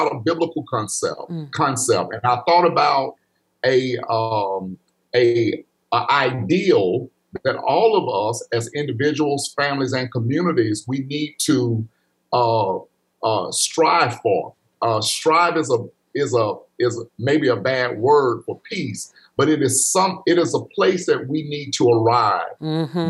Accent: Pickens County, Alabama, United States; growing up in Pickens County, going to school there

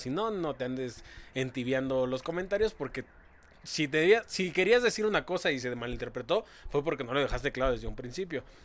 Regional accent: Mexico; así somos los mexicanos

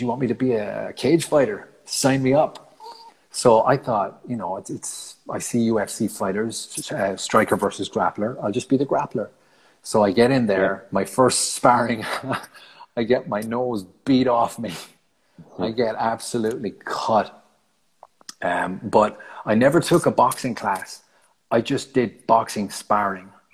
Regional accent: Ireland; moved away as an adult; I left Ireland in February of 2012

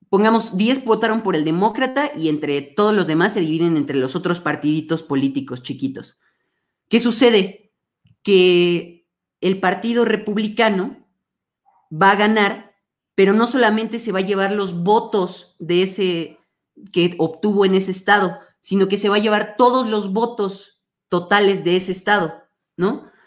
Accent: Mexico; aquí en México

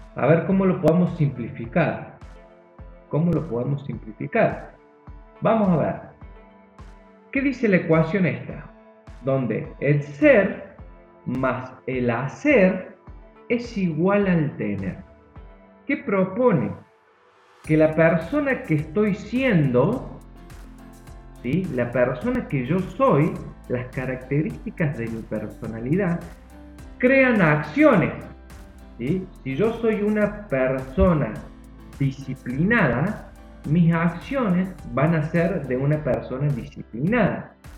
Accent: Argentina; yo soy argentino

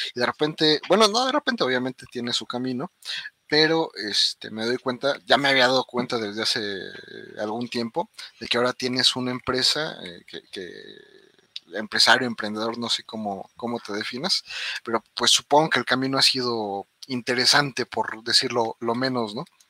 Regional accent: Mexico; nosotros los mexicanos o como latinos

